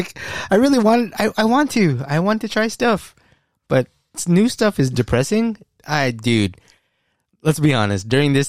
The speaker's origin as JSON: {"language": "English", "country": "United States", "tie": "born or raised there", "said": "I was born in America."}